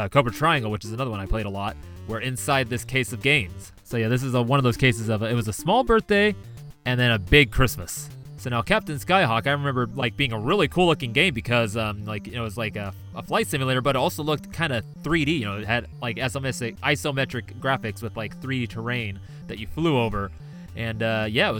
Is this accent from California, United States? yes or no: yes; Auburn, California, United States; also born or lived in Los Angeles, California; I was born in Los Angeles, and then at some point my family moved to Auburn, which is in the Sierra foothills in California, gold country.